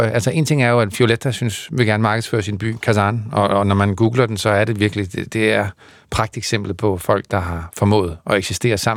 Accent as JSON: {"language": "Danish", "region": "Zealand", "country": "Denmark", "tie": "born there", "said": "er født i, øh, på Sjælland, så, så, så ja, man siger dansk."}